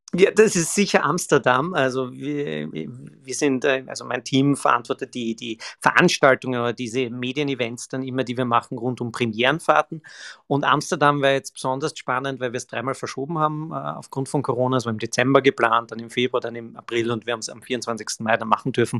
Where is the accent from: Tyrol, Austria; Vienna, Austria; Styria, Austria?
Styria, Austria; Graz; bin ja ein, ein Grazer